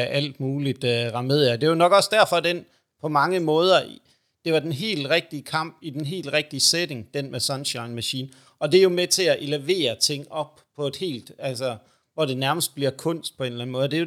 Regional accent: Aarhus, Central Denmark Region, Denmark; Nej, Aarhus. Eller fra Aarhus. Jeg er fra Aarhus.

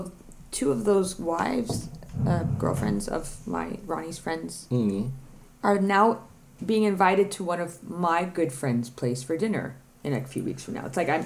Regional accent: Ottawa, Ontario, Canada; moved away as an adult; now in Denmark; to my hometown in Ottawa

